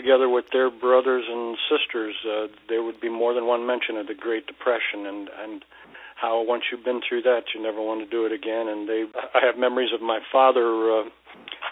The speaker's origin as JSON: {"language": "English", "region": "Midwest", "country": "United States", "tie": "born or raised there", "said": "me growing up in the Midwest"}